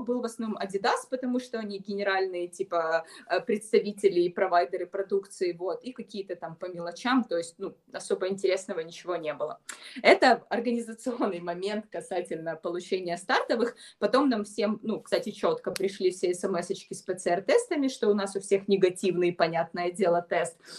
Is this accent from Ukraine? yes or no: yes; Ukraine; я бегун из Украины